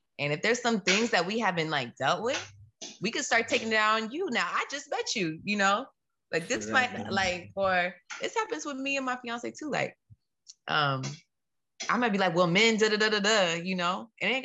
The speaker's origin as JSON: {"language": "English", "country": "United States", "said": "I'm American"}